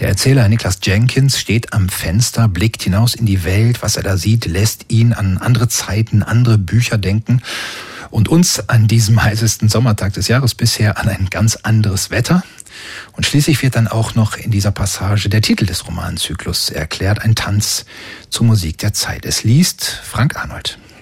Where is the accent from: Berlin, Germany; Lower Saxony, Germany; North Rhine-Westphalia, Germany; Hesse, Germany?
North Rhine-Westphalia, Germany; Oberhausen; bei uns in Oberhausen